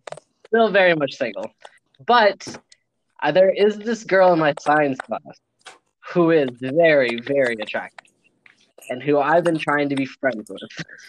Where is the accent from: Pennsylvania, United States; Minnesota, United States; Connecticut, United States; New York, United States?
Minnesota, United States; we're from Minnesota and we're attractive.